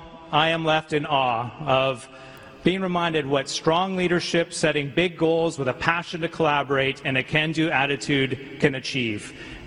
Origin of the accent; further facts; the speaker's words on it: Canada; And as a Canadian